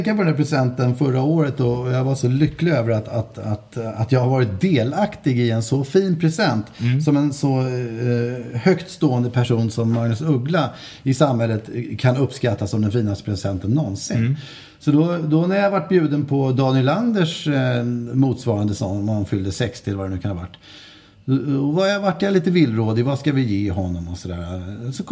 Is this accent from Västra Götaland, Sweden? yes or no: no; Stockholm County, Sweden; accent: Äppelviken; så kan det nog ha varit något i min dialekt. Eh, det vill säga lätt eh, Äppelviks i.